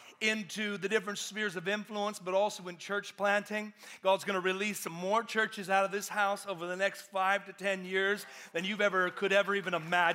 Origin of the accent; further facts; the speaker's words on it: Georgia, United States; I'm from Georgia, I live in Atlanta, y'all.